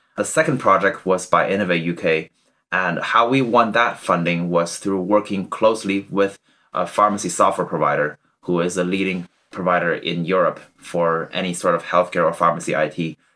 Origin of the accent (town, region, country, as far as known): Canada; born or raised there; moved away as an adult; also born or lived in China; now in Cambridge, United Kingdom